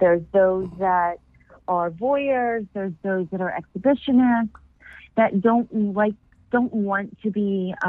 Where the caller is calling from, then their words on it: Vero Beach, Florida, United States; I'm calling from Vero Beach, Florida.